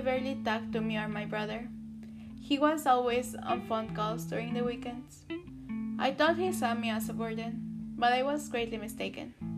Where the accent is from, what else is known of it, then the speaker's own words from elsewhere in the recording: Chihuahua, Mexico; also born or lived in Texas; now in United States; I was born in Texas but raised in Chihuahua, Mexico.